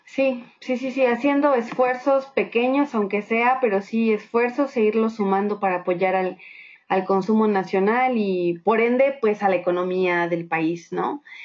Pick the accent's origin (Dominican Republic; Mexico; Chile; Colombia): Mexico; ambas somos mexicanas